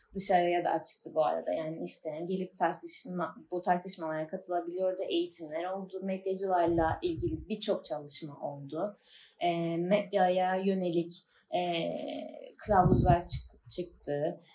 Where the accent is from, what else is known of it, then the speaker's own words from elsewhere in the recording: Famagusta, Cyprus; moved away as an adult; now in Çayırova, Cyprus; Mansu'da doğdum, büyüdüm.